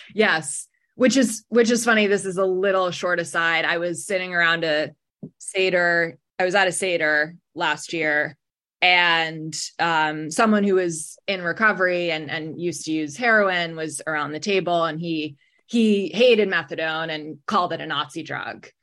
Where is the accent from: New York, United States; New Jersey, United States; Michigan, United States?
New York, United States; New York City; moved away as an adult; also born or lived in New Haven; now in Boston, United States; I'm originally from New York City.